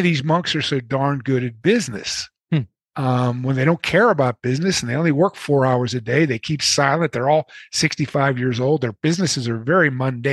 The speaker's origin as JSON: {"language": "English", "town": "Pittsburgh", "region": "Pennsylvania", "country": "United States", "said": "I'm from Pittsburgh."}